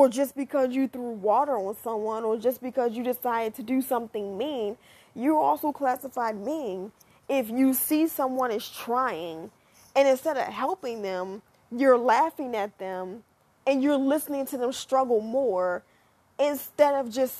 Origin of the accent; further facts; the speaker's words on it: United States; me as an American tries to learn another language